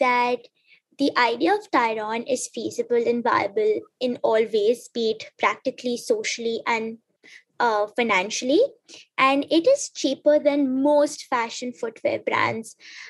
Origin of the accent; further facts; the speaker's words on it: South Africa; also born or lived in Tanzania; So growing up in South Africa and Tanzania, I was constantly told one thing